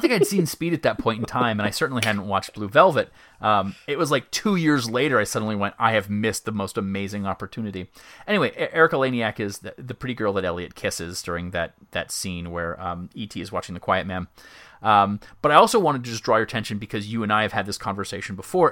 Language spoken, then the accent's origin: English; Myrtle Beach, South Carolina, United States; my hometown of Myrtle Beach, right near my house